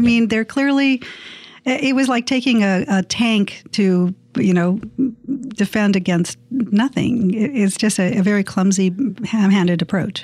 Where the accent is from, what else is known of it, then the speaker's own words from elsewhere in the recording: San Diego, California, United States; my hometown